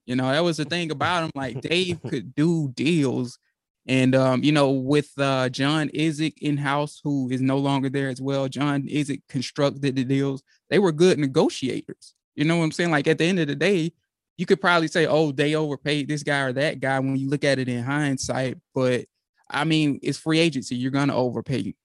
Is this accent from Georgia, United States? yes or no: yes; Georgia, United States; my home state